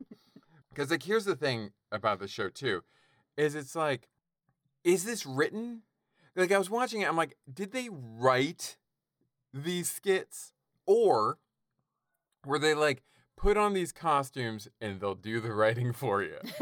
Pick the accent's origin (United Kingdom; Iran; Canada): Canada; I'm Canadian